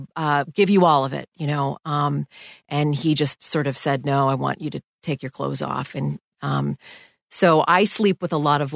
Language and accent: English; Canada; moved away as an adult; also born or lived in Houston / New York City; I grew up in Canada, and we didn't ever have issues of home invasions in Canada